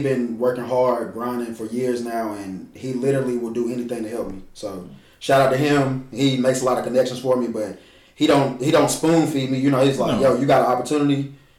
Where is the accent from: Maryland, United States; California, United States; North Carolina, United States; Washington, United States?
North Carolina, United States; Greensboro; moved away as an adult; now in Charlotte, United States; No, I'm actually from Greensboro, North Carolina.